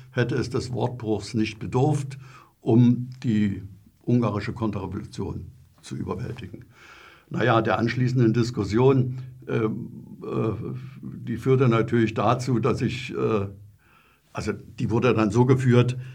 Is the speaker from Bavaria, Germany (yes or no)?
no; Saxony, Germany; Ja, also äh, es war so, also ich bin ja in Sachsen groß geworden.